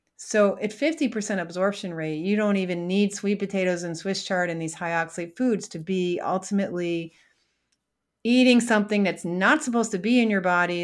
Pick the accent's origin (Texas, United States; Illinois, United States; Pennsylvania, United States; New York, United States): New York, United States; Syracuse; I grew up in Syracuse, New York